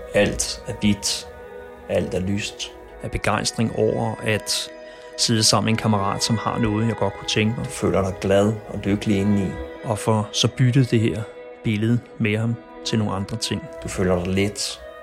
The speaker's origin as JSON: {"language": "Danish", "town": "Copenhagen", "region": "Capital Region of Denmark", "country": "Denmark", "tie": "born or raised there"}